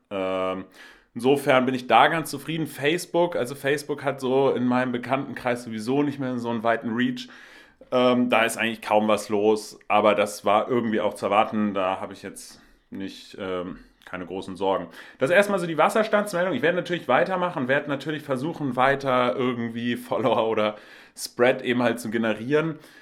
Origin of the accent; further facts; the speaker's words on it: Hamburg, Germany; Ich komme ja auch aus Hamburg, bin äh, Lokalpatriot